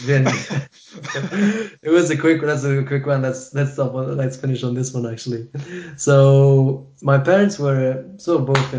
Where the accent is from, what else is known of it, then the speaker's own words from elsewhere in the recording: Kuwait City, Capital Governorate, Kuwait; born there; No, I wasn't born there. I was born in Kuwait.